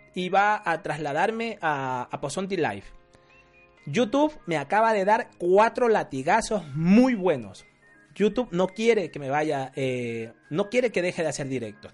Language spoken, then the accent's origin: Spanish; Ecuadorian coast, Ecuador; Yo soy de la costa